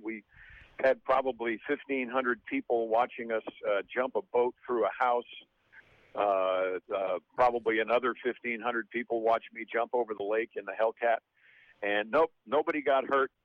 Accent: Mount Kisco, New York, United States; I'm from Mount Kisco, New York

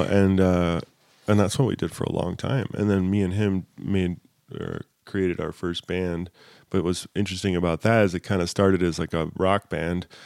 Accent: Southern California, United States; I grew up in Southern California

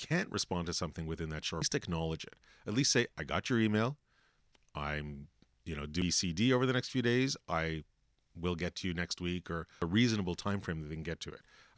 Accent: Canada; well, we're Canadian. We always say sorry, right?

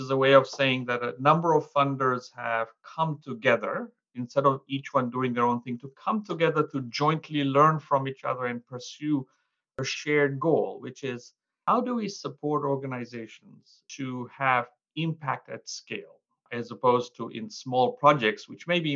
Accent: Mwanza, Tanzania; So I grew up as a kid helping my parents in a little hole-in-the-wall store or shop in the central market in Mwanza, Tanzania

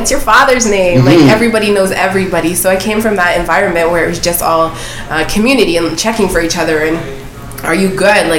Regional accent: Halifax, Nova Scotia, Canada; also born or lived in Dartmouth / Greenwood / Cape Breton; I was born in Dartmouth, but... Yeah, I was born in Dartmouth. But grew up in like Halifax, Greenwood, and then in high school went to Cape Breton.

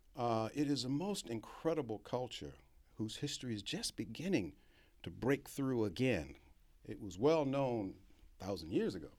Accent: Norfolk, Virginia, United States; I grew up in Hampton Roads in Norfolk, Virginia, went to segregated schools all my, all my life

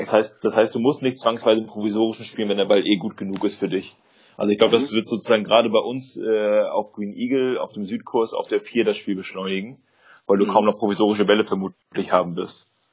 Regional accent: Germany; bei uns in Deutschland

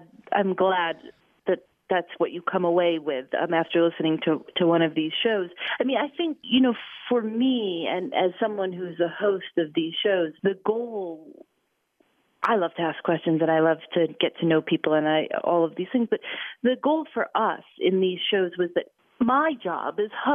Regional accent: Chicago, Illinois, United States; My father was in radio. I grew up in Chicago around some pretty radio, you know, greats.

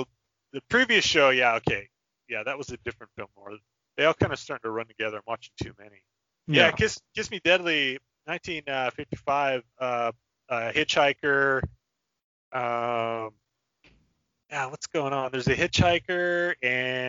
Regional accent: Montana, United States; I was born in Montana

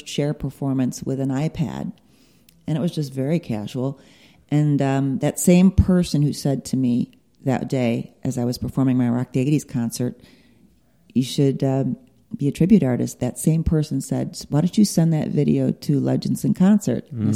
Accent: Chicago, Illinois, United States; now in Las Vegas, United States; I'm from Chicago

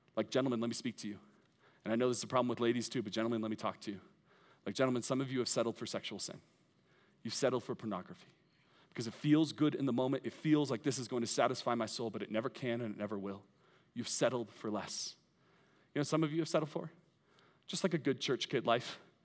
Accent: United States; I love being an American

